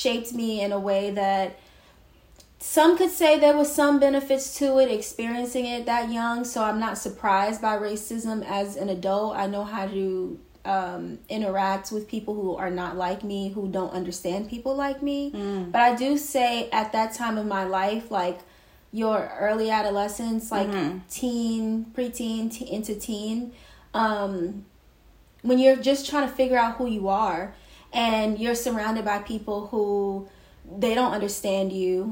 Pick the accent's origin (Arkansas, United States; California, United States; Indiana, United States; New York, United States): New York, United States; New York City; also born or lived in northern New Jersey; I was born in Brooklyn, an area called Flatbush. I pretty much spent the beginning of my life moving around between different parts of Brooklyn and northern New Jersey